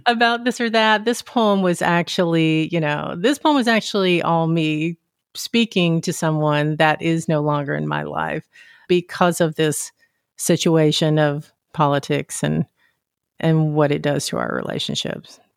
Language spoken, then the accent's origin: English; Deep South, United States; I grew up in the Deep South